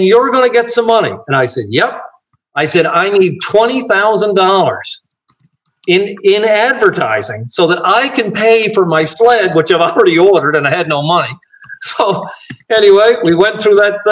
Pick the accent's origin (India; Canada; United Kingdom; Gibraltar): Canada; Cape Breton, Nova Scotia; in my hometown